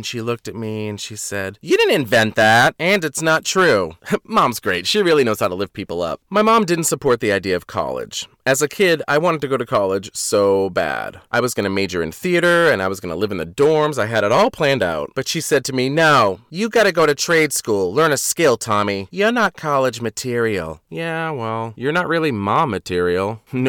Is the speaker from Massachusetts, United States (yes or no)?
yes; Boston, Massachusetts, United States; When people find out I'm originally from the Boston area, they always say, "Why don't you have one of those accents?"